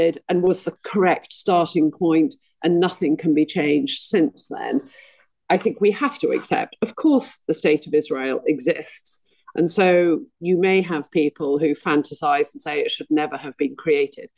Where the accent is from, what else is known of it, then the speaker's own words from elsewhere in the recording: United Kingdom; I want to be proud of being British